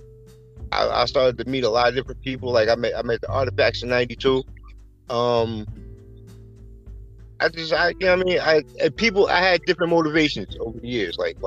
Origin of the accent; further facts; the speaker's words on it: East Orange, New Jersey, United States; also born or lived in Newark, New Jersey; I grew up in East Orange.